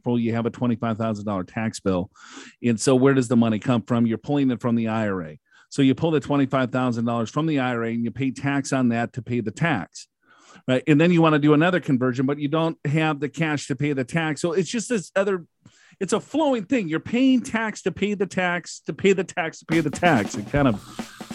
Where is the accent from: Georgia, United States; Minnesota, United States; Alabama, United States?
Minnesota, United States; moved away; I'm from Minnesota